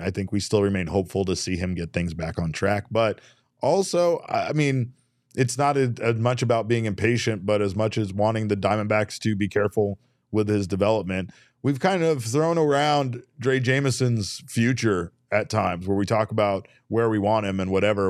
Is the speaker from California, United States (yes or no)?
no; Arizona, United States; we live in Arizona